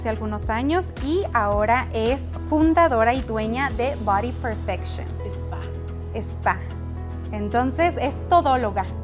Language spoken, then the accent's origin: Spanish; Guachochi, Chihuahua, Mexico; born there; Yo nací en la sierra, en Huachochi